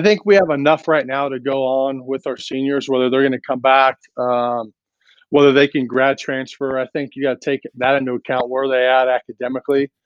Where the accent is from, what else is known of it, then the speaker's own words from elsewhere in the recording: Lakewood, California, United States; now in Nevada, United States; I grew up in Lakewood